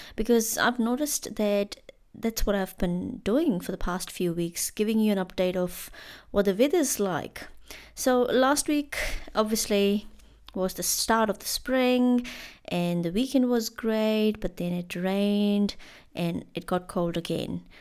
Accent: India; moved away as an adult; now in Christchurch, New Zealand; as an Indian student here in, in Christchurch

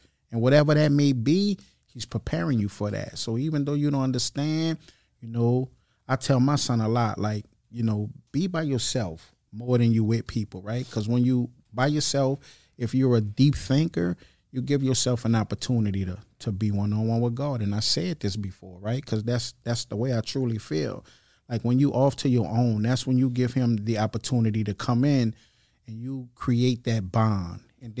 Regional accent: Kenner, Louisiana, United States; I'm originally from Kenner, right?

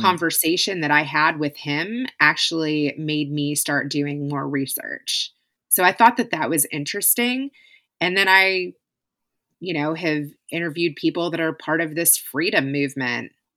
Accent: Kentucky, United States; moved away; also born or lived in California; I was living in Kentucky. We had moved from California to Kentucky. My husband was moving up the corporate ladder and found a job back in my hometown

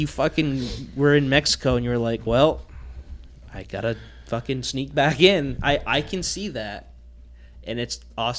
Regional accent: Ireland; I'm Irish

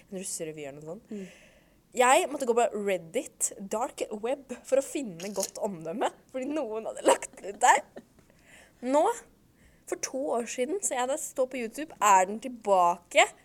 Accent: Kongsvinger, Innlandet, Norway; jeg er jo fra Hei, hei. Kongsvinger kommune.

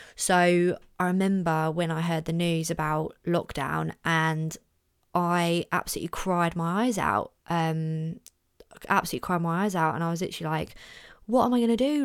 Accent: Orpington, London, United Kingdom; in my hometown, big up Orpington.

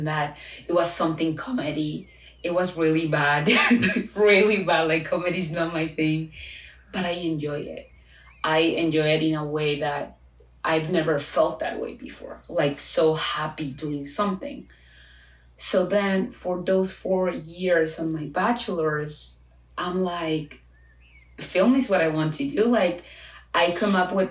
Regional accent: Chile; first language Spanish; English is a second language; moved away as an adult; I am from Chile.

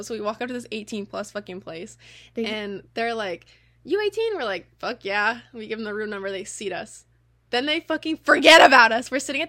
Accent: United States; we're American.

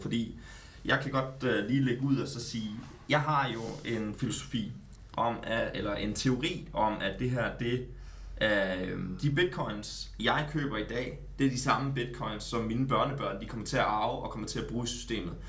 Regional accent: Jutland, Denmark; jeg er fra Jylland.

